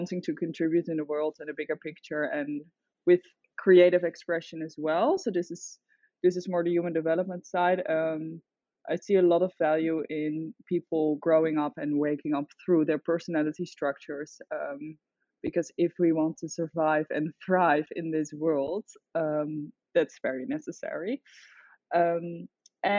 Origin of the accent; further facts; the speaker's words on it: The Hague, South Holland, Netherlands; moved away as an adult; also born or lived in Utrecht / Amsterdam; now in Byron Bay, Australia; I'm originally from the Netherlands. I grew up in The Hague, then I moved to the countryside